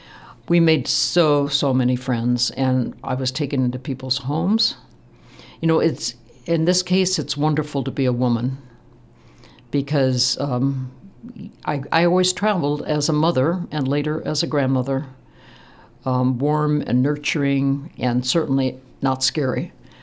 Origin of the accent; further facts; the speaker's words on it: Midwest, United States; And of course, I am from the Midwest. We talked to everybody.